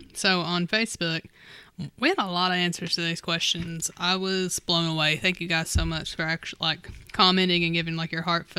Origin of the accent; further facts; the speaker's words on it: London, Kentucky, United States; burgers from the North Laurel BP, which I can attest to because this is my hometown.